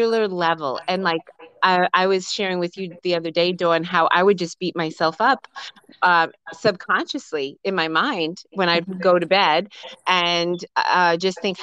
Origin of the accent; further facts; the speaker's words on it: New York, United States; We're from New York.